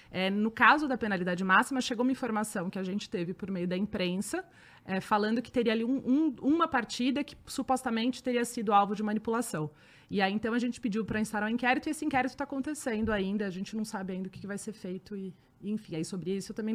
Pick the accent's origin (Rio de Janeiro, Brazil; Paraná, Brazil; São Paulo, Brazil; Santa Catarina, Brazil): São Paulo, Brazil; E aí, como eu sou daqui de São Paulo